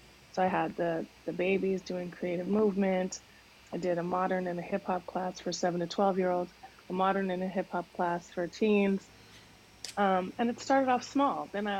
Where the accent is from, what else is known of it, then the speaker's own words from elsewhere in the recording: Canada; moved away as an adult; also born or lived in Bahamas; now in United States; And I grew up in Canada, in the Bahamas, and then came to the States when I was 19. So three countries, you know, in 20 years